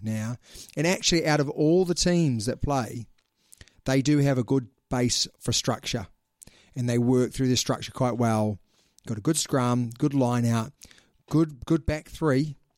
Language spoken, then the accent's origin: English; New Zealand; we are two Kiwis